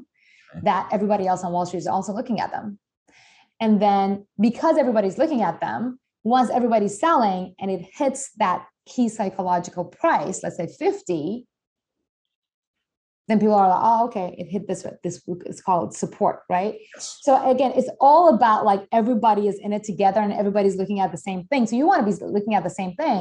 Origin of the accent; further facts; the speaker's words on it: Iran; moved away; I'm originally from Iran